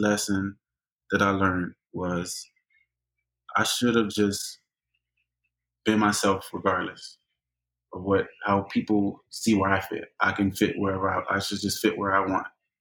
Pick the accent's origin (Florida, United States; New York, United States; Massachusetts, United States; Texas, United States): Florida, United States; Hialeah; growing up in Hialeah, predominantly Hispanic, we had our own little African-American